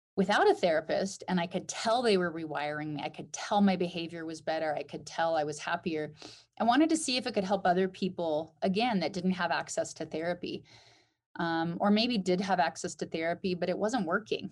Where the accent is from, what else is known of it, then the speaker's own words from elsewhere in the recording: Alaska, United States; Growing up in Alaska